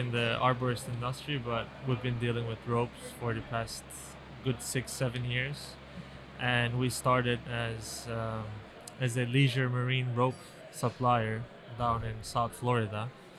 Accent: Turkey; moved away as an adult; now in Miami, United States; I'm Turkish.

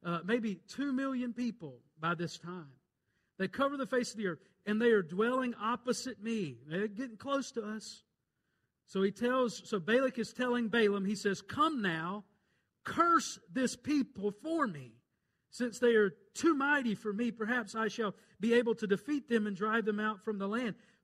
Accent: Rankin County, Mississippi, United States; I'm just nobody from Rankin County, Mississippi. Country hick

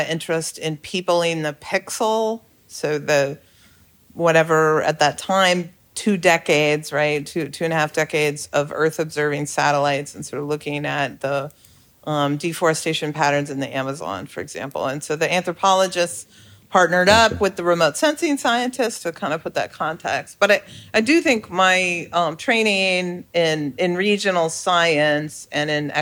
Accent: Colorado, United States; I grew up in Colorado

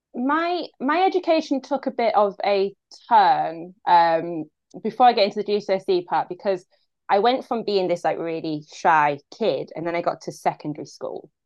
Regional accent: Grimsby, Yorkshire and the Humber, United Kingdom; born or raised there; moved away

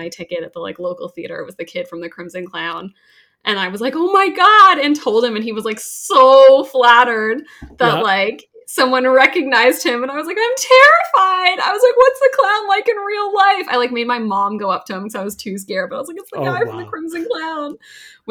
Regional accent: Canada

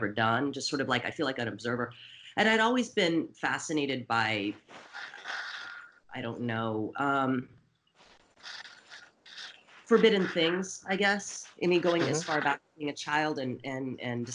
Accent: Portland, Oregon, United States; also born or lived in San Francisco Bay Area, California; now in Los Angeles, United States; I'm originally from Portland, Oregon

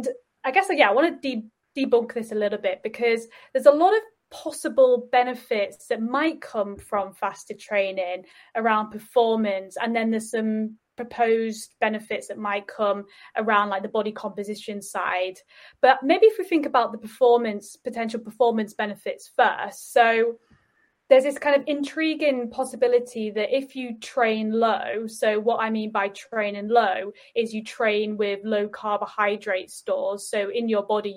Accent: Yorkshire and the Humber, United Kingdom; I'm from Yorkshire

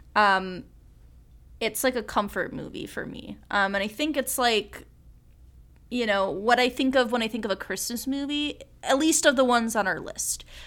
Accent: suburban Midwest, United States; someone from a, w, like, a suburban Midwestern ta, like, city area

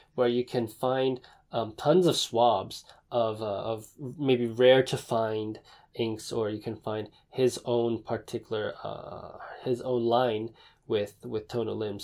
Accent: Taipei, Taiwan; I was born in Taipei

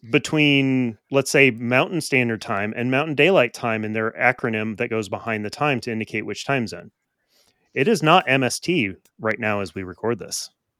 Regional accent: United States; as an American. Because I'm American.

